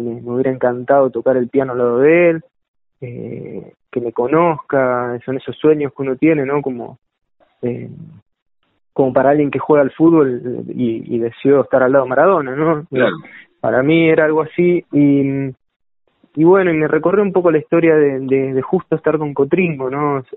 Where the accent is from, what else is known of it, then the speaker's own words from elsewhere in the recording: La Plata, Buenos Aires Province, Argentina; Yo vivo acá y nací acá